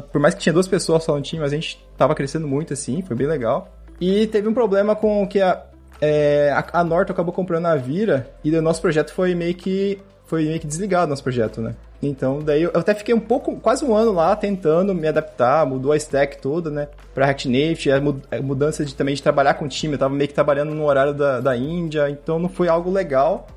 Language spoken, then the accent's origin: Portuguese; Coxim, Mato Grosso do Sul, Brazil; moved away as an adult; also born or lived in São Paulo; now in Worms, Germany; eu sou de Coxim, Mato Grosso do Sul. É uma cidadezinha bem minúscula